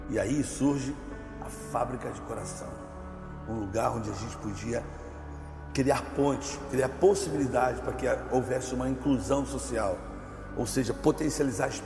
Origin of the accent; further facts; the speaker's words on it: Rio de Janeiro, Brazil; Eu sou nascido e criado no Rio de Janeiro, moro há 56 anos no Rio de Janeiro, sou flamenguista, nascido e criado lá